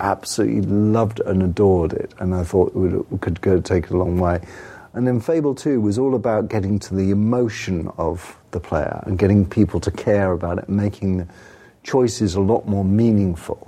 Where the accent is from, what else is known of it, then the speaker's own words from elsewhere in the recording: England, United Kingdom; I'm English